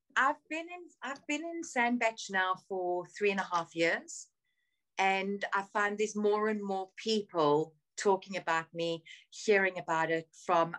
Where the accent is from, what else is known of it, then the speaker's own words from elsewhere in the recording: South Africa; moved away as an adult; now in United Kingdom; I grew up in South Africa. I was born in South Africa